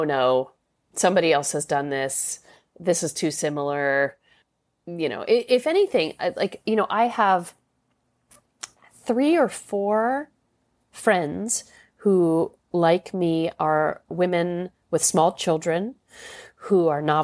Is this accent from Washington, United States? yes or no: no; New York City, New York, United States; I'm a New York City girl, and it's a funny feeling to be, you know, I mean, I live in my hometown